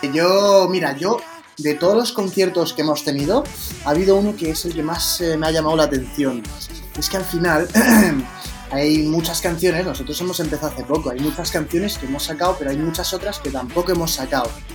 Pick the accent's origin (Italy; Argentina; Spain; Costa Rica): Spain; Madrid, Community of Madrid; somos de Madrid, España